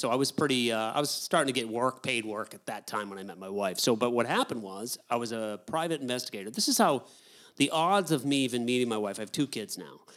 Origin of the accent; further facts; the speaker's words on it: United States; also born or lived in New Hampshire / Maine; I'm from New Hampshire and Maine is where I'm from.